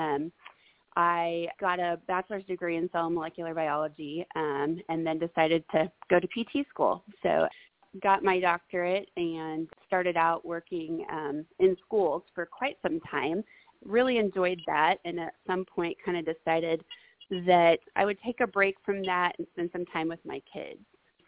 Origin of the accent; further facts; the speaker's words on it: Springfield, Missouri, United States; I'm from Springfield, Missouri